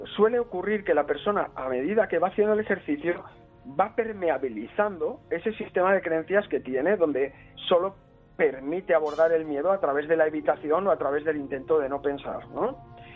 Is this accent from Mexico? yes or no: no; Spain; en mi infancia en España, cuando tenía 13 o 14 años